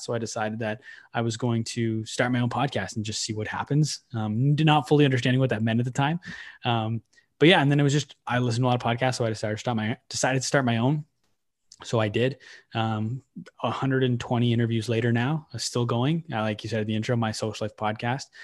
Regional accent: Manitoba, Canada; moved away as an adult; now in Ottawa, Canada; I grew up in Ottawa till I was nine, and then I moved away to Manitoba, lived in Manitoba for nine years

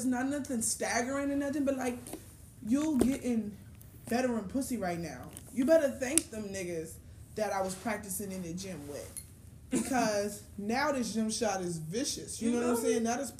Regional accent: Chicago, Illinois, United States; I'm from Chicago.

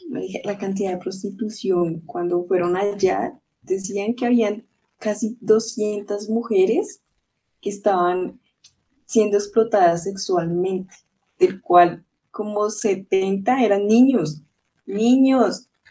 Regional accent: Colombia; uno como colombiano

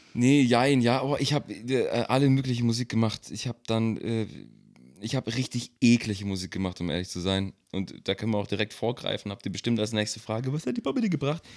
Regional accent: Nagold, Baden-Württemberg, Germany; moved away; also born or lived in Mannheim; Also ich komme aus dem Kaff, ich komme aus Nagold im Schwarzwald, im Schwabeländle.

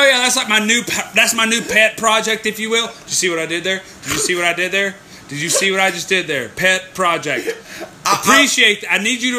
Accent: United States; I'm American.

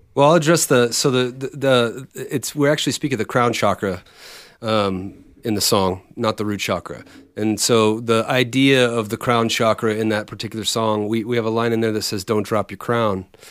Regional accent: Bay Area, California, United States; originally we grew up in the Bay Area

